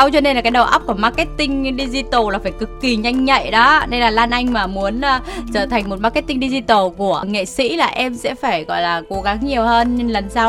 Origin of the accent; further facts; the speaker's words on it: Quang Ninh, Vietnam; em ở quảng ninh ạ